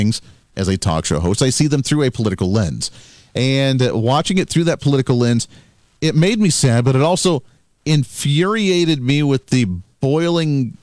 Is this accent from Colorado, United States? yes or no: yes; Colorado, United States; I grew up in Colorado